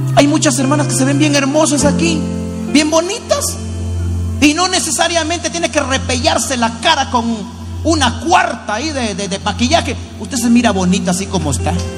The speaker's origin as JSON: {"language": "Spanish", "country": "Nicaragua", "said": "de Nicaragua"}